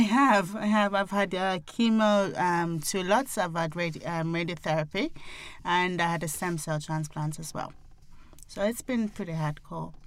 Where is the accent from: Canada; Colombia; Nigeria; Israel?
Nigeria; being African, being Nigerian